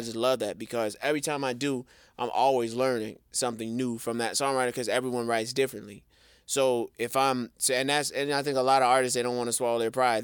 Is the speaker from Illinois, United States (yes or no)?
yes; Chicago, Illinois, United States; I'm from the Chi, born and raised